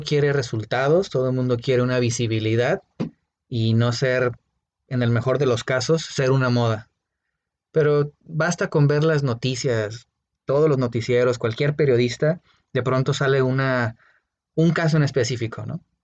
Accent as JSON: {"language": "Spanish", "country": "Mexico", "said": "Nosotros como mexicanos"}